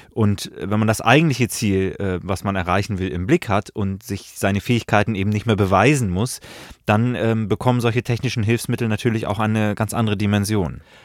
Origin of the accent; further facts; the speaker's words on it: Hamburg, Germany; ich bin zum Beispiel in Hamburg groß geworden